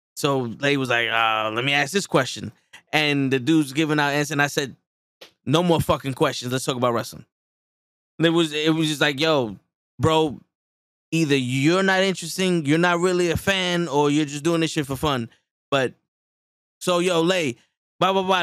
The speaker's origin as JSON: {"language": "English", "town": "New York City", "region": "New York", "country": "United States", "tie": "born or raised there", "said": "growing up in the Bronx"}